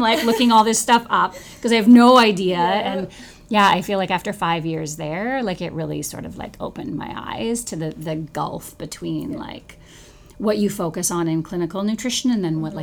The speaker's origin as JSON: {"language": "English", "town": "Victoria", "region": "British Columbia", "country": "Canada", "tie": "born or raised there", "moved": "yes", "said": "I grew up in Victoria"}